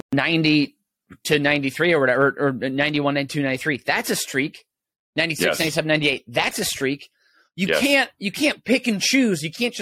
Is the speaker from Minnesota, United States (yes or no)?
yes; St. Paul, Minnesota, United States; which is my hometown, St. Paul.